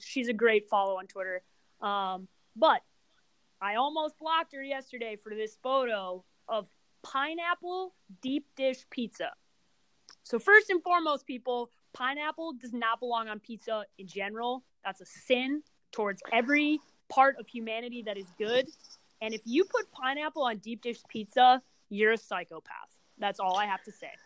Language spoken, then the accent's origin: English; Chicago, Illinois, United States; I grew up in Chicago